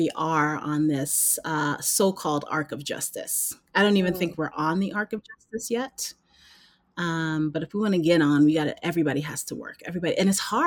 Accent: New York City, New York, United States; moved away as an adult; also born or lived in Maryland / New Jersey; I grew up in Brooklyn, I was in an Italian neighborhood that I grew up

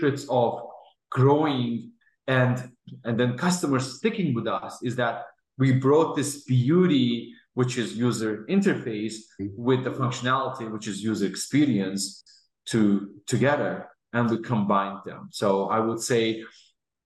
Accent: Azerbaijan; now in Houston, United States; I'm originally from Azerbaijan and I am based out of Houston, Texas.

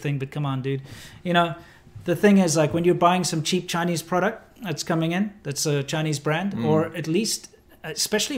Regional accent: South Africa; now in Long Beach, United States; I'm South African. I came from the racist capital of the world

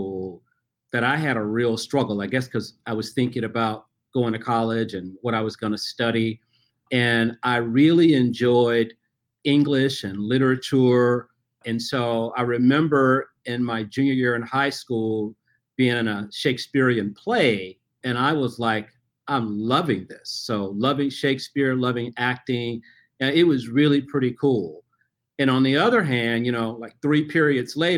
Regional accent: Memphis, Tennessee, United States; I grew up in Memphis, Tennessee

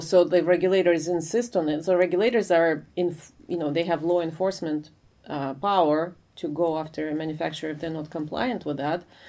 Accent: Ukraine; moved away as an adult; now in United States; I'm originally from Ukraine, but I came to study in the US uh, for my graduate degree, and I stayed after

